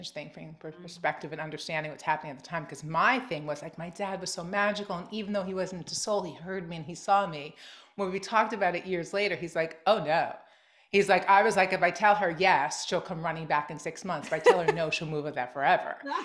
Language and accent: English; Long Island, New York, United States; I grew up in Long Island